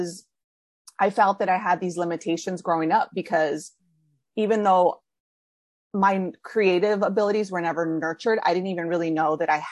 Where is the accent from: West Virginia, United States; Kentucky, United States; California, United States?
California, United States; moved away as an adult; now in New York City, United States